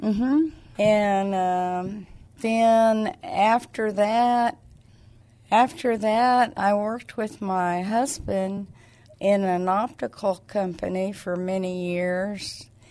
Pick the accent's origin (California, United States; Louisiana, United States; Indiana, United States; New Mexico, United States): New Mexico, United States; Clovis; moved away; also born or lived in Alamogordo, New Mexico; was born and raised in Clovis, New Mexico. I lived there my whole life